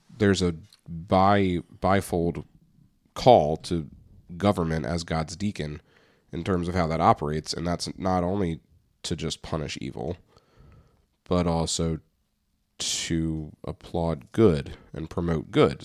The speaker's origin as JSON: {"language": "English", "country": "United States", "said": "I'm American"}